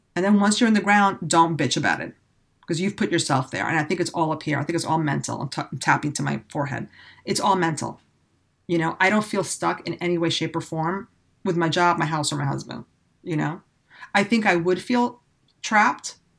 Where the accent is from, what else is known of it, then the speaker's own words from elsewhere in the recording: New York City, New York, United States; moved away; I grew up in the city.